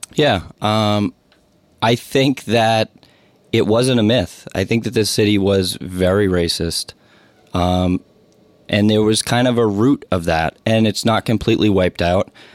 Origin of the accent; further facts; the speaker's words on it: Somerville, Massachusetts, United States; I grew up here in Somerville